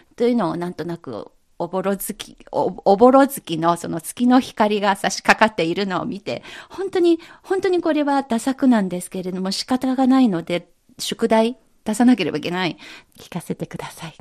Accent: China; 私たち中国人

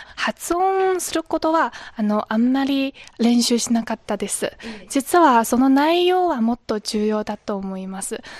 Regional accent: Lanzhou, Gansu, China; Japanese is a second language; moved away as an adult; now in Beijing, China; ふるさとは甘粛省の蘭州です。

